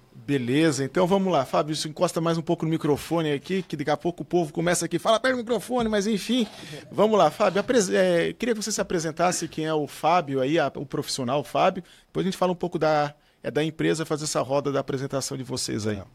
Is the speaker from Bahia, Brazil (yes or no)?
no; Criciúma, Santa Catarina, Brazil; eu sou de Criciúma